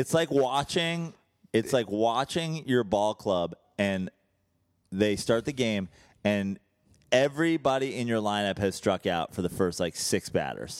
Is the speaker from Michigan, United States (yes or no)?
no; Brooklyn, New York, United States; now in Los Angeles, United States; I am here from Brooklyn